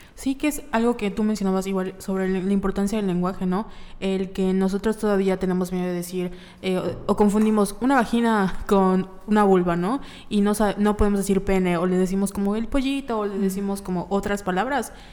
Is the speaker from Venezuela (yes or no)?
no; Yucatán, Mexico; nosotros como sociedad yucateca